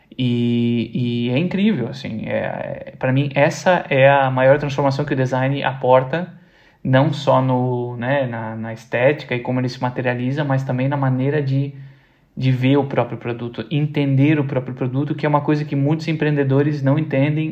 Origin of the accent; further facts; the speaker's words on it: Brazil; como nós, brasileiros